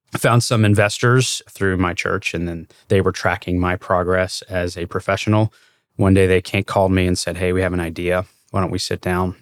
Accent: Louisville, Kentucky, United States; I grew up in Louisville, which is, um, it's a big city.

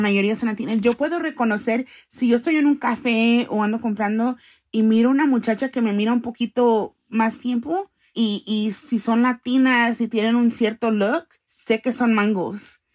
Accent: Los Angeles, California, United States; also born or lived in El Salvador; He vivido toda mi vida acá en esta ciudad

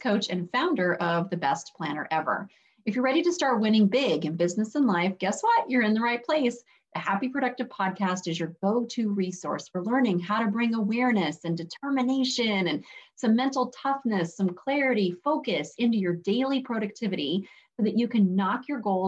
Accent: Arizona, United States; now in upstate New York, United States; I am originally from Arizona

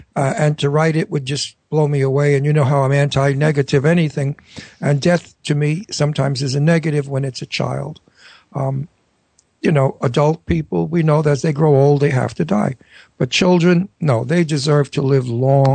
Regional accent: New York, United States; moved away as an adult; also born or lived in California; I'm a New Yorker. I've got to get back to New York and I want to be in my town.

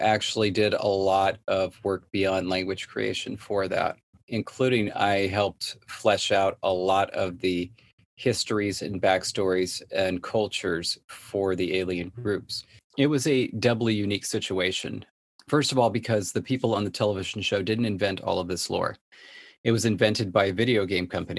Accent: Southern California, United States; Born and raised in Southern California

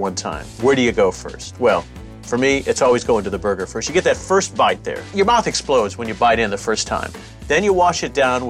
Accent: Indianapolis, Indiana, United States; Growing up in Indianapolis

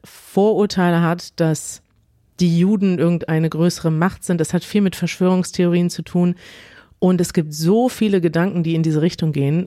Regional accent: Germany; Als Deutsche

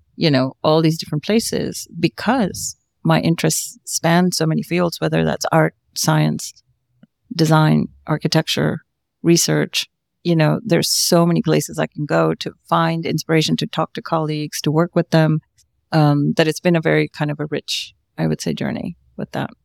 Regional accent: South India, India; I come from the land of Bollywood

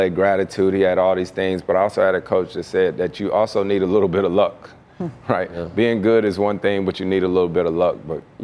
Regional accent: Winston-Salem, North Carolina, United States; You know, I'm born and raised in Winston-Salem, North Carolina. My late grandfather was the first, uh, had the first black-owned service station in North Carolina.

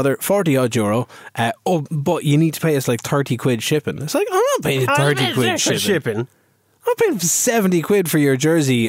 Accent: Ireland; Is that a slight on me? Because I'm Irish.

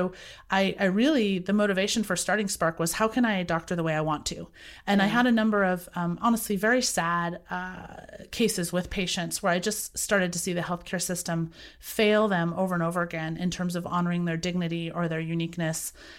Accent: Boise, Idaho, United States; I was raised in Boise, Idaho.

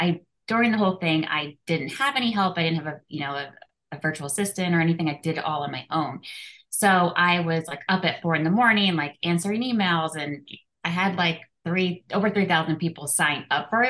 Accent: outside Philadelphia, Pennsylvania, United States; moved away as an adult; now in Orange County, California, United States; I'm originally from Pennsylvania, outside Philadelphia

